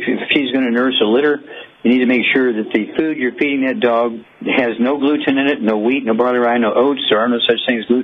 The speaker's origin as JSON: {"language": "English", "region": "Missouri", "country": "United States", "tie": "born or raised there", "said": "Missouri, my home state"}